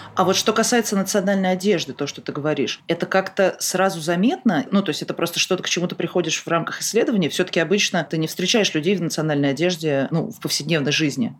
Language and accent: Russian; Moscow, Russia; Я из Москвы